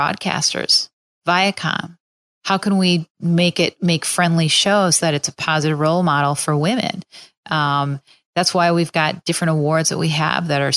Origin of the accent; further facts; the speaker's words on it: Minneapolis, Minnesota, United States; now in Chicago, United States; I have a lot of people that are still back in Minneapolis